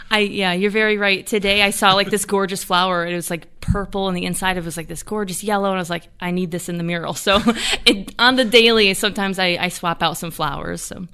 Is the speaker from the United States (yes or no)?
yes; Jamestown, New York, United States; Born and raised in Jamestown